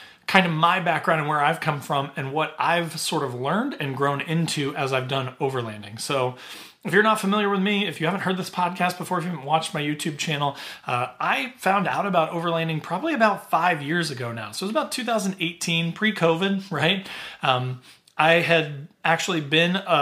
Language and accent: English; Southern Indiana, United States; growing up in Southern Indiana, I had been a camper my whole life